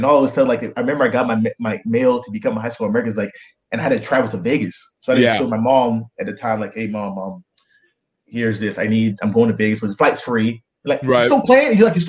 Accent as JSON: {"language": "English", "country": "Nigeria", "said": "I'll say this, man, as a Nigerian boy, you know, we got beat when we're bad, and I was a really bad kid."}